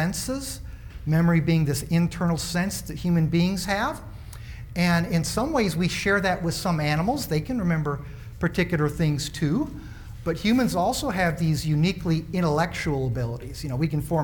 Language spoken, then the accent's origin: English; Springfield, Illinois, United States; moved away; my hometown, Springfield, Illinois, the land of Lincoln